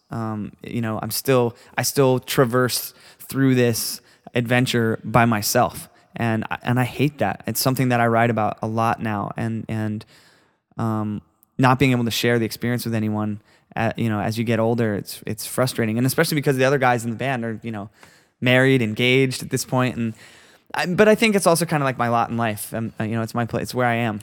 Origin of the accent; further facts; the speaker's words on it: Florida, United States; I'm a kid from Florida that that you know grew up playing music with my best friends